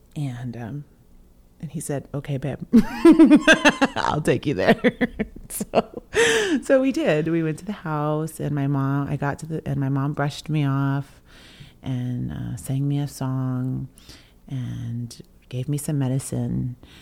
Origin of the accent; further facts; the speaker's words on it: coastal Washington, United States; I'm from the Swinomish and Tulalip tribes here in coastal Washington